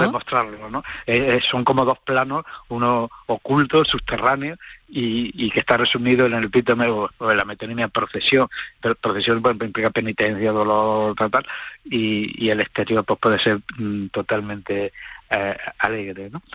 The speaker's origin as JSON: {"language": "Spanish", "region": "Andalusia", "country": "Spain", "said": "en mi pueblo, yo soy de Uber"}